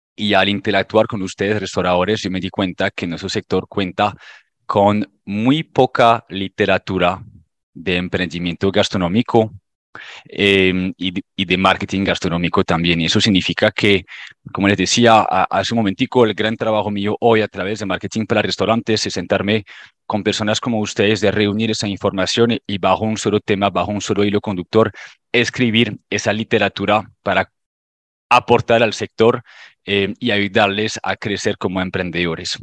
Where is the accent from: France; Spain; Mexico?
France; Spanish is a second language; moved away as an adult; now in Colombia; Yo soy francés, llevo en Colombia aproximadamente un poquito más de nueve años